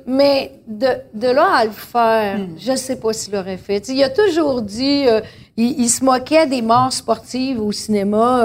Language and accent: French; Saint-Eugène-de-Grantham, Quebec, Canada; je suis née à Saint-Eugène de Grande-Tame, à côté du village de Saint-Hugues, le village de Willy-Lamotte.